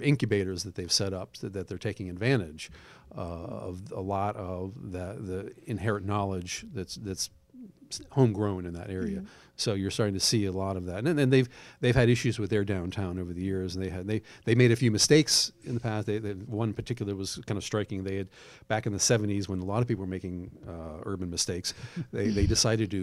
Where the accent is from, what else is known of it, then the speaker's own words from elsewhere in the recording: Pittsburgh, Pennsylvania, United States; moved away as an adult; also born or lived in Georgia; now in Douglasville, United States; my hometown, Pittsburgh, Pennsylvania